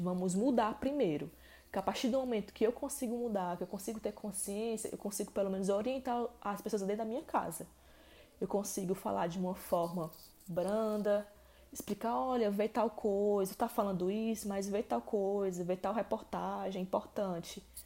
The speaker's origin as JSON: {"language": "Portuguese", "region": "Ceará", "country": "Brazil", "tie": "born or raised there", "said": "aqui no Ceará, que é o estado onde eu moro, onde eu nasci"}